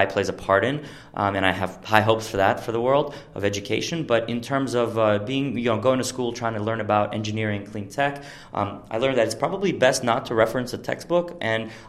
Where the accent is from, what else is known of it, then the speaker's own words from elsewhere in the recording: Ural Mountains, Russia; moved away as an adult; also born or lived in New Jersey; So pretty much I'm from Russia, and I grew up in a very small town in the Ural Mountains